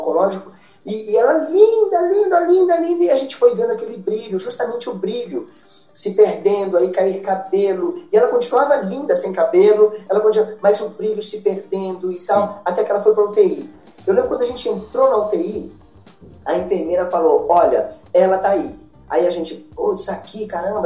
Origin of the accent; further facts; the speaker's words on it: Brazil; eu sou brasileiro